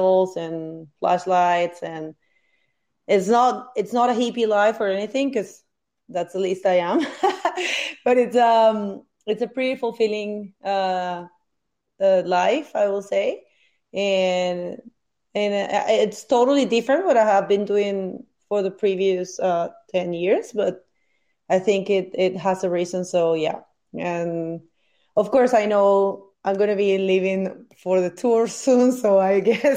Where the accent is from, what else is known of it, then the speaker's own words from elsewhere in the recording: Venezuela; moved away; from Venezuela